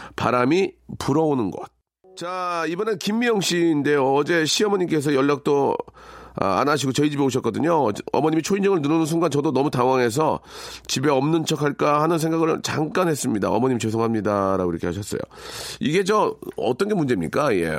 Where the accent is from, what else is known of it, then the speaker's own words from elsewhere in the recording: South Korea; 저는 한국에서 태어났고요. 한국 사람이고요